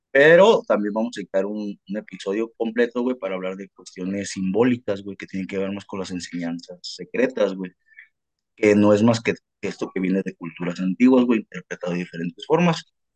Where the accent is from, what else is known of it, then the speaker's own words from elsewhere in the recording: Mexico; Nosotros vamos a tener una identidad como mexicanos, porque nos sobraba cultura